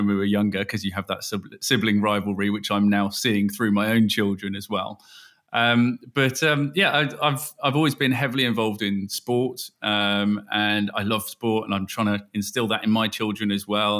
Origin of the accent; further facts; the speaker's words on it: Bristol, South West England, United Kingdom; also born or lived in Cambridge; And we grew up in the West Country, just outside Bristol, although I was born in Cambridge.